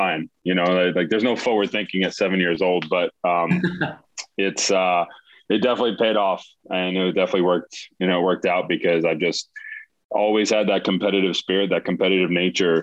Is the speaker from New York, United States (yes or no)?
yes; Mamaroneck, New York, United States; moved away as an adult; now in Charlotte, United States; I grew up in Westchester, New York, specifically Mamaroneck, just outside New York City